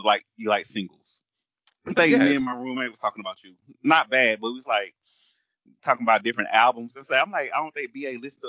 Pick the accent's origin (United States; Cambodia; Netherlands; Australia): United States; the South; we're from the South